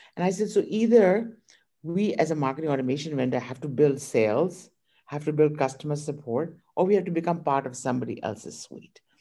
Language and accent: English; India; moved away as an adult; now in United States; I was born in India